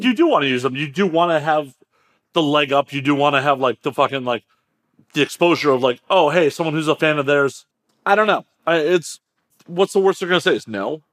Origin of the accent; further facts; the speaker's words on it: Midwest, United States; now in Los Angeles, United States; I grew up in the Midwest